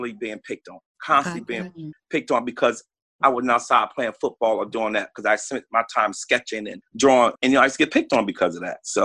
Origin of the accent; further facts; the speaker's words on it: Newark, New Jersey, United States; I grew up in Newark, New Jersey